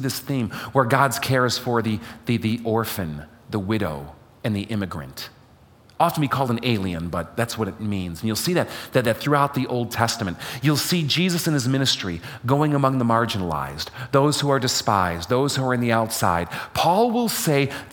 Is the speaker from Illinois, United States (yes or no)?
yes; Chicago, Illinois, United States; moved away; I am from Chicago, even though I don't live in Chicago now.